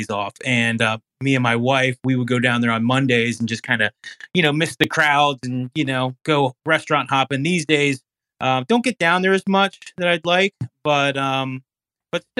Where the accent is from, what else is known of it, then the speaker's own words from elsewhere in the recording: Central Pennsylvania, United States; also born or lived in Pittsburgh, Pennsylvania; I'm from Central PA